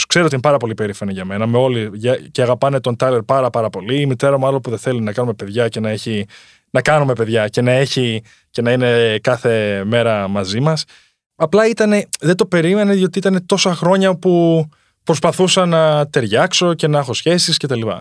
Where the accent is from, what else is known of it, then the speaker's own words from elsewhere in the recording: Greece; moved away; also born or lived in United States; στην πατρίδα μου